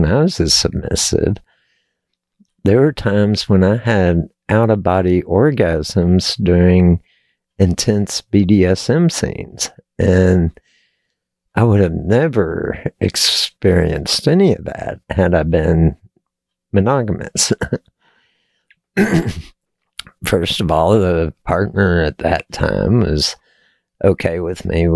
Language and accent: English; Texas, United States; I was born and raised in Texas